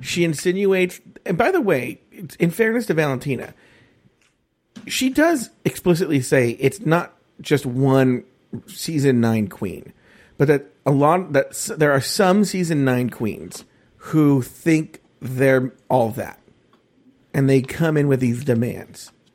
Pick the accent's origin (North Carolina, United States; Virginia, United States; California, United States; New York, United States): California, United States; Los Angeles; also born or lived in Orange County; I grew up in East L